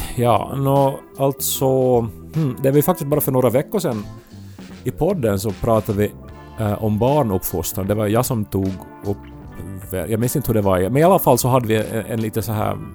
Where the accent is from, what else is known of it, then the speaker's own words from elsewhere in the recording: Esse, Ostrobothnia, Finland; moved away; Jag befinner mig fortfarande hemma i Esse i mitt pojkrum